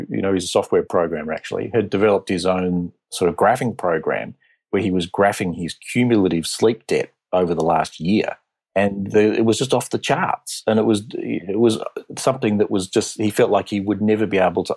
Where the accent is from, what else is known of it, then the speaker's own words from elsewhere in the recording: Australia; accent: Australian; also born or lived in Boston; So I trained initially as a pulmonologist from Australia. You can tell from my accent.